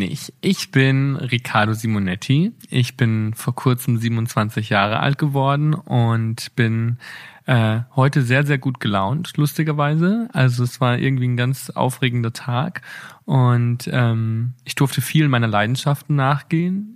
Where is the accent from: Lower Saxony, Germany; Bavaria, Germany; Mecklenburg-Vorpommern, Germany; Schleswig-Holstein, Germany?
Bavaria, Germany; Bad Reichenhall; now in Berlin, Germany; meiner Heimatstadt